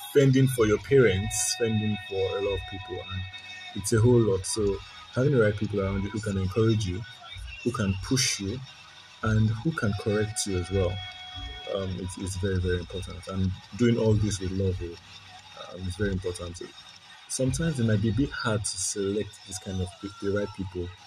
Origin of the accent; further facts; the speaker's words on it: Nigeria; being a Nigerian, the typical growing up in a Nigerian house, I mean, so a lot of us had nothing.